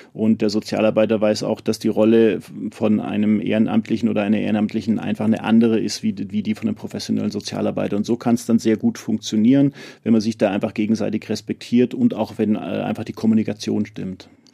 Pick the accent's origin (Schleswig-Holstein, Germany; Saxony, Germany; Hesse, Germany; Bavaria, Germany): Bavaria, Germany; Munich; als Münchner